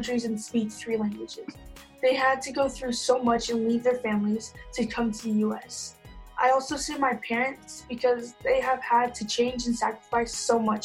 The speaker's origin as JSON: {"language": "English", "town": "Provo", "region": "Utah", "country": "United States", "tie": "born or raised there", "also_born_or_lived": "Ogden, Utah", "said": "I was born in Ogden, Utah, but I basically lived in Provo, Utah my whole life"}